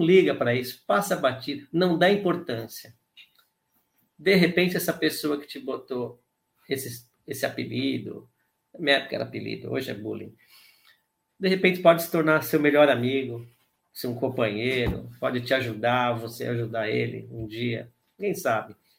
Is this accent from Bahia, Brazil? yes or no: no; São Paulo, Brazil; also born or lived in Ipiranga / Taboão da Serra / Vila Sônia; eu morei em Santo Amaro, que foi onde eu nasci